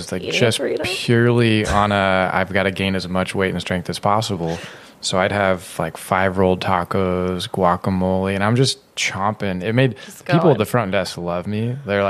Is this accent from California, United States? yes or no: yes; Sacramento area, California, United States; moved away as an adult; also born or lived in Davis, United States; now in San Diego, United States